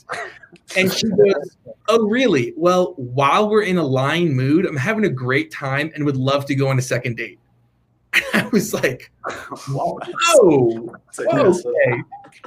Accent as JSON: {"language": "English", "town": "Morristown", "region": "New Jersey", "country": "United States", "tie": "born or raised there", "also_born_or_lived": "Utah", "moved": "yes", "said": "born and raised in Jersey"}